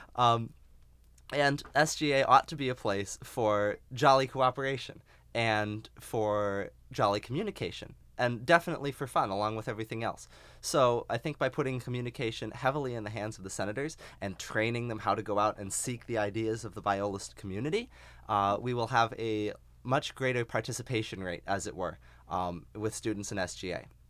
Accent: Phoenix, Arizona, United States; moved away; I'm from Phoenix, Arizona

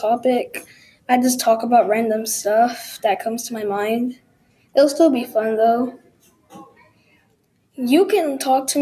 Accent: Texas, United States; I was born in Texas, and I was raised here.

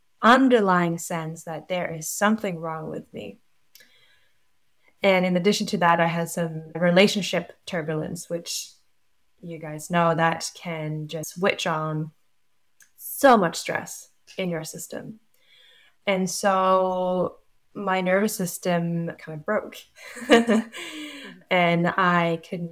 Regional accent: Norway; moved away as an adult; now in New Zealand; I'm from Norway. I've lived in New Zealand for 10 years

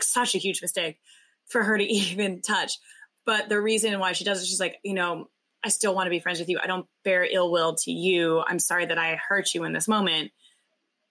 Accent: the South, United States; we grew up in the South in very Christian homes

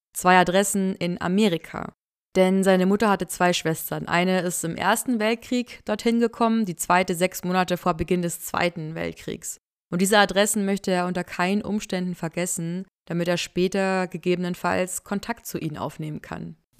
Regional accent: near Mühldorf, Bavaria, Germany; Ich bin da in der Nähe zur Schule gegangen, habe gegen Mühldorf Fußball gespielt

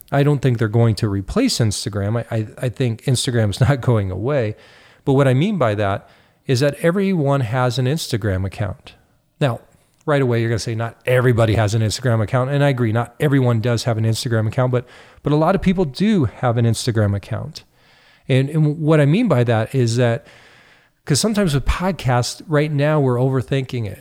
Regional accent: United States; now in Canada; even though I live in Canada, I'm also an American.

